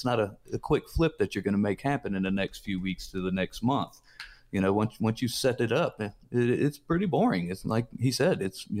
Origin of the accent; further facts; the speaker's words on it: Mississippi, United States; I was raised in Mississippi, and my grandfather was just an old farmer, not real highly educated.